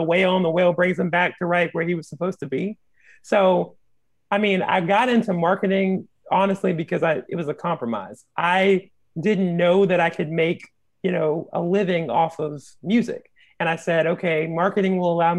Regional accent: Sumter, South Carolina, United States; moved away as an adult; also born or lived in Orangeburg, South Carolina; now in Greensboro, United States; I'm from Sumter, South Carolina originally

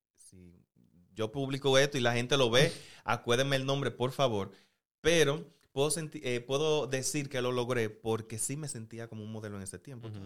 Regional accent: Santiago, Dominican Republic; yo soy de Santiago

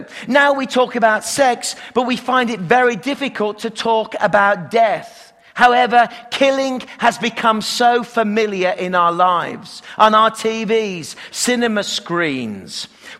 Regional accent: Canada; accent: Canadian; You can tell I still got my Canadian accent, so it's okay.

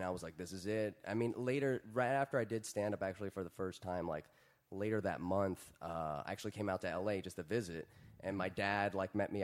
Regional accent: Virginia, United States; moved away as an adult; now in Los Angeles, United States; I grew up in Virginia

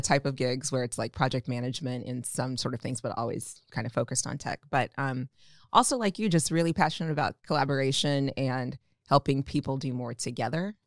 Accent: Omaha, Nebraska, United States; also born or lived in Atlanta; I'm also from Omaha, uh, born and raised.

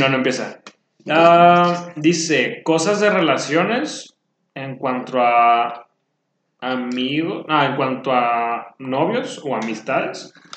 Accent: Mexico; nosotros como cultura mexicana

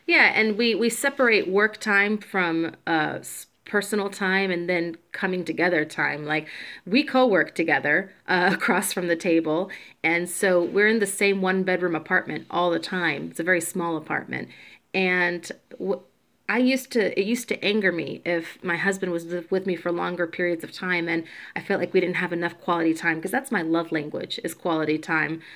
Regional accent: Georgia, United States; also born or lived in Puerto Rico; now in Chicago, United States; I am a Puerto Rican born on the island, but raised in Georgia

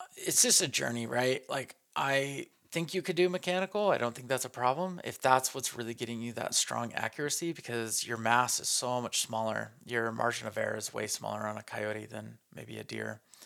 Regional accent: northern New Mexico, United States; I grew up in northern New Mexico

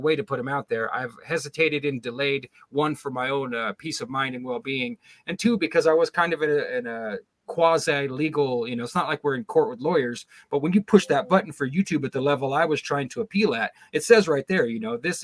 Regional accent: Sacramento Valley, California, United States; moved away; I was raised in the Sacramento Valley, but we moved out of there a long, long time ago.

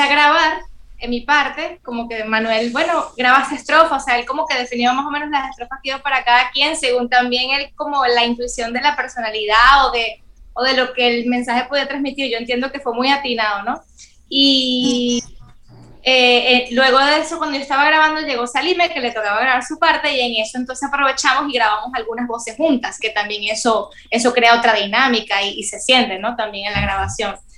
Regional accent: Venezuela; moved away as an adult; now in Dominican Republic; mi tierra Venezuela

